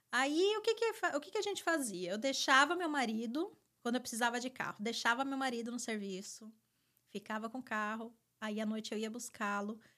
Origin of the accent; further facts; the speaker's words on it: Rio Claro, São Paulo, Brazil; moved away as an adult; now in United States; Rio Claro, Rio claro. interior de São Paulo.